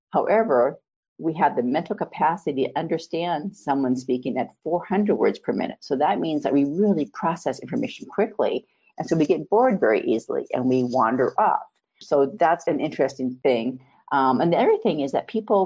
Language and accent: English; Montana, United States; I was born and raised in Montana